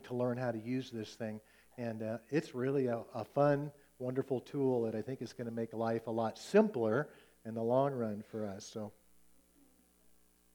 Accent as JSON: {"language": "English", "country": "United States", "said": "as American Christians"}